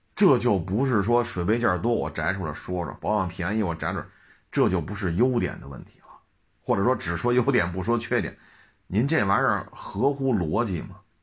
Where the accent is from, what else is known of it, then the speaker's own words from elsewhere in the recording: China; 我们中国人